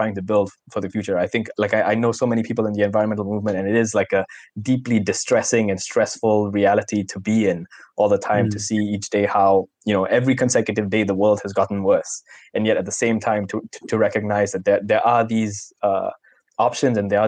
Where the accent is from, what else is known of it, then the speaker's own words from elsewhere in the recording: Singapore; a Singaporean adult, not too far removed from the days of being a child and from my own education